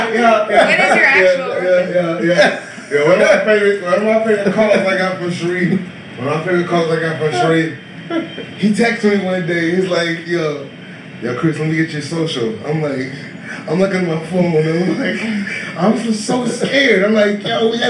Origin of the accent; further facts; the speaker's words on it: Jamaica; I'm fucking Jamaican